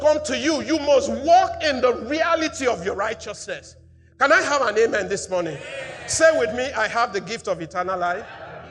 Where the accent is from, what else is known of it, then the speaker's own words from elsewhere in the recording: Nigeria; I'm a Nigerian. I live under the constitution of Nigeria